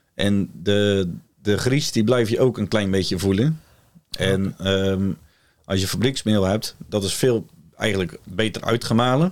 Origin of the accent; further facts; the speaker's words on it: Ouddorp, South Holland, Netherlands; Ik kom uit Ouddorp